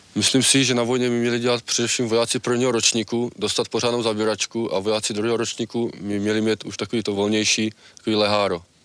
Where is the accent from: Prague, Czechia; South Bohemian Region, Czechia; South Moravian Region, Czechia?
South Moravian Region, Czechia; u nás na Jižní Moravě